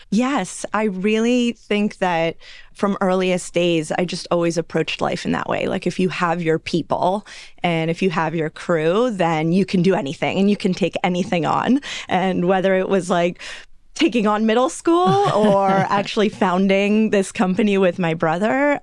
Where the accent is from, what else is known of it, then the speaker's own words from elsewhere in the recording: Los Angeles, California, United States; I grew up in Los Angeles